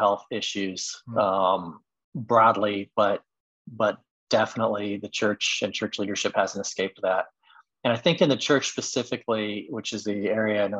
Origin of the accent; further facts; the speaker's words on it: Midwest, United States; also born or lived in Texas / Indiana; now in Chicago, United States; I grew up in the Midwest. Back here now